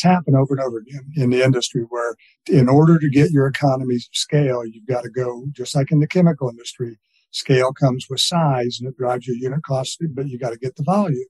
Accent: Missouri, United States; I'm from Missouri

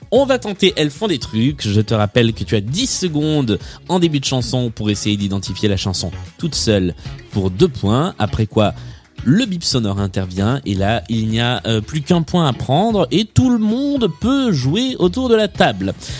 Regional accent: the South, southern France, France; je suis moi-même du Sud

